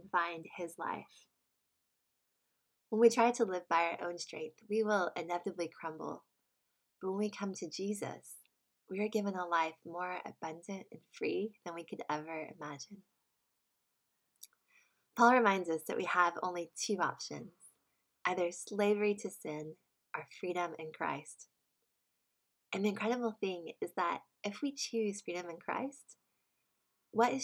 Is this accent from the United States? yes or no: yes; United States; moved away; in America, my home country